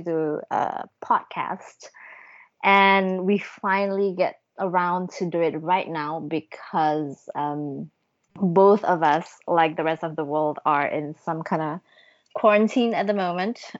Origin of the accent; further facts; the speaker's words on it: Bandung, West Java, Indonesia; I am right now in my hometown of Bandung, Indonesia.